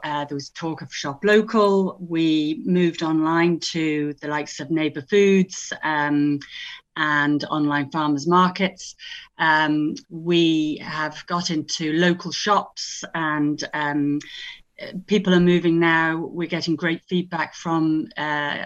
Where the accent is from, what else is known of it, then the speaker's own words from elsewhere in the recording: Isle of Man; also born or lived in United Kingdom; now in County Louth, Ireland; I'm from the Isle of Man.